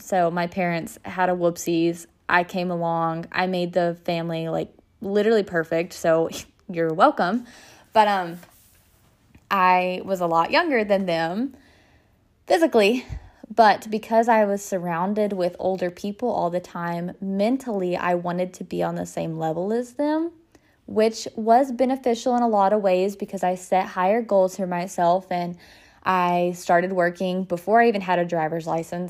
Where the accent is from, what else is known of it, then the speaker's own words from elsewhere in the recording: Denison, Texas, United States; I was born and raised in Denison, Texas